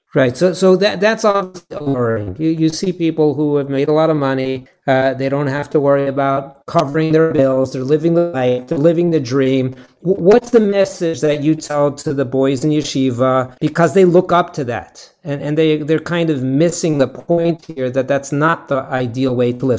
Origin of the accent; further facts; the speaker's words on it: Los Angeles, California, United States; I'm from Los Angeles